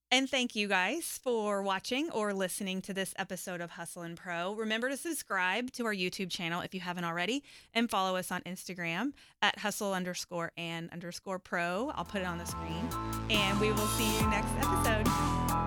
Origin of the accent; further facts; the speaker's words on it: Waco, Texas, United States; I'm from Waco